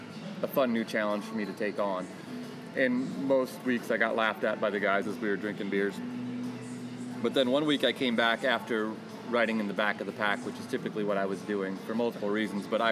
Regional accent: New Hampton, Iowa, United States; also born or lived in Waterloo, Iowa / Cedar Falls, Iowa; I'm from New Hampton, which is an hour north.

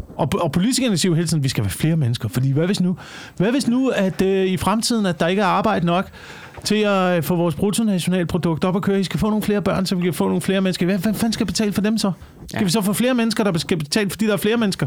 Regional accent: Slagelse, Zealand, Denmark; i Slagelse, hvor jeg voksede op

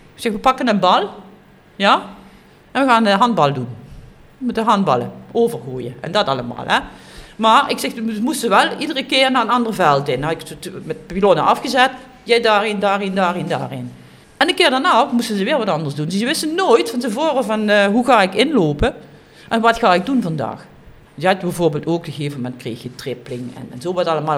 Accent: Kerkrade, Limburg, Netherlands; Ik ben geboren in Kerkrade, op Calais

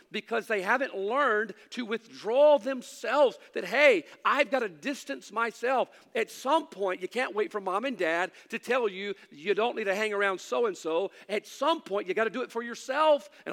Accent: United States; As an American

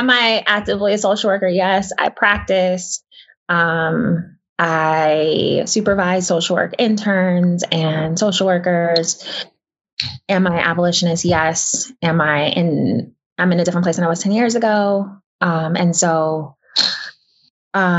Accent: New York City, New York, United States; my building that I grew up

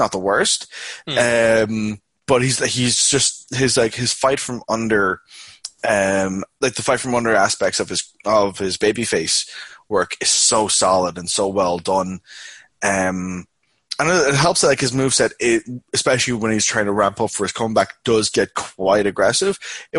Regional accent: Aberdeen, Washington, United States; in my hometown of Aberdeen, Washington, I'm known as ….

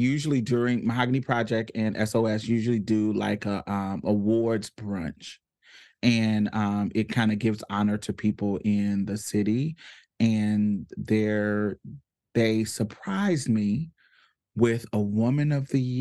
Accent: Indianapolis, Indiana, United States; now in Houston, United States; I'm not from Houston. I am from Indianapolis, Indiana. I am not a native

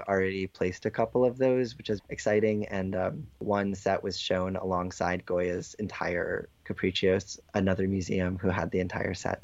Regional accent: Norwalk, Connecticut, United States; The print shop that I work at, the Center for Contemporary Printmaking, is in my hometown

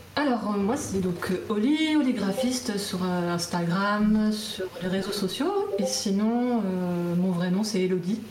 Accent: Guidel, Brittany, France; moved away as an adult; also born or lived in Nantes / Canada; je viens de Guidel, de Guidel, donc c'était à côté, entre Quimperlé et Lorient

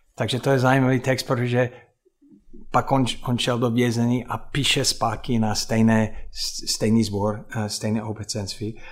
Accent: United States; Czech is a second language; moved away; já jako Američan

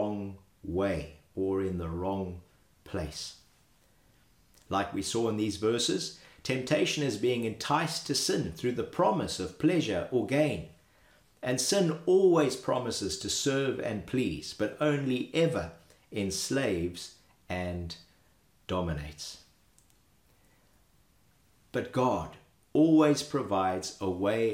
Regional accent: Zimbabwe; As a boy growing up in Zimbabwe

